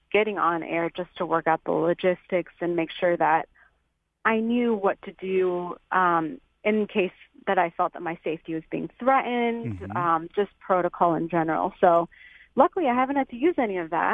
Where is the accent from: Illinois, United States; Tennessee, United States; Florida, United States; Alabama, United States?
Illinois, United States; Chicago; moved away as an adult; now in Rock Island, United States; we're from Chicago